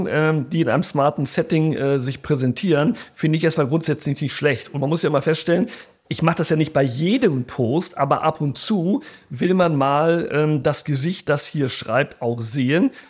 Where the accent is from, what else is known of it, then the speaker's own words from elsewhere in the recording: Rio de Janeiro, Brazil; ich bin ja in Brasilien groß geworden, in Rio.